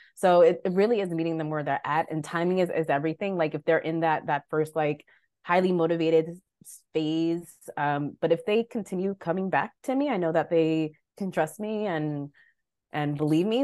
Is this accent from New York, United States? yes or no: yes; Long Island, New York, United States; moved away as an adult; also born or lived in Delaware; now in Baltimore, United States; I'm originally from New York, Long Island, born and raised